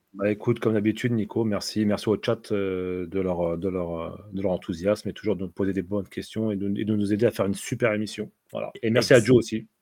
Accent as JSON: {"language": "French", "country": "Tunisia", "said": "je suis tunisien"}